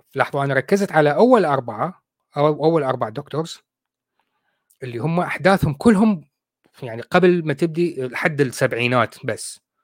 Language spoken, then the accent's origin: Arabic; Iraq; moved away as an adult; now in United Kingdom; نحن عندنا بالعراق